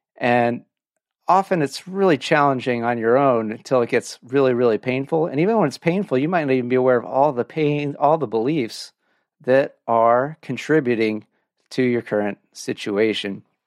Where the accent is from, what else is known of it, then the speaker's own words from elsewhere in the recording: Orange County, California, United States; moved away; I grew up in Orange County